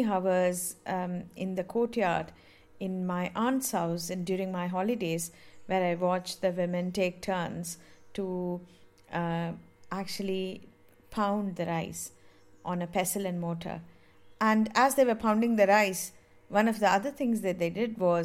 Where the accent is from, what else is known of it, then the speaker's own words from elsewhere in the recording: Mumbai, Maharashtra, India; I grew up in Mumbai